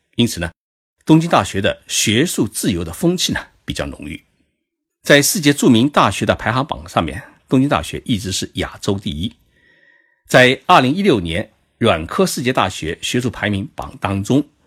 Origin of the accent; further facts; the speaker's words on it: China; now in Tokyo, Japan; 在东京给各位讲述日本故事。 在我们中国人的心目当中